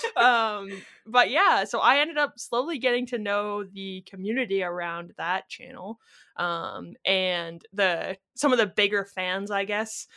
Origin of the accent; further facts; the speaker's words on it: Kitchener, Ontario, Canada; also born or lived in Timmins, Ontario; I was from Kitchener, Ontario